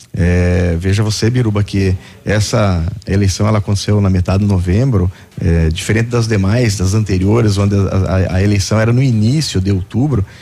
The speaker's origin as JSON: {"language": "Portuguese", "town": "Coronel Vivida", "region": "Paraná", "country": "Brazil", "tie": "born or raised there", "said": "Sou natural de Coronel Vivida"}